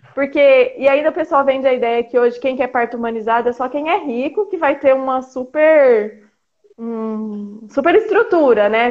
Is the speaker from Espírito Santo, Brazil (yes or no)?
no; Águas de Lindóia, São Paulo, Brazil; moved away as an adult; eu sou do interior de São Paulo, de Águas de é. Lindóia